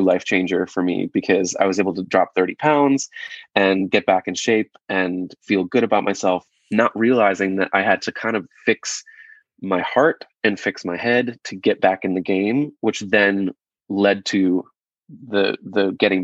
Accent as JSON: {"language": "English", "town": "Rochester", "region": "New York", "country": "United States", "tie": "born or raised there", "moved": "yes", "said": "I'm from growing up in Rochester, New York"}